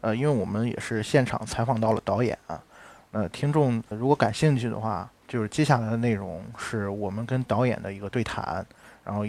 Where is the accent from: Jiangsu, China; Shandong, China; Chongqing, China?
Shandong, China; Qingdao; now in Beijing, China; 我觉得北京啊，让我。感觉最不舒服的地方，因为我们我是从青岛过来的嘛，然后就是太干燥了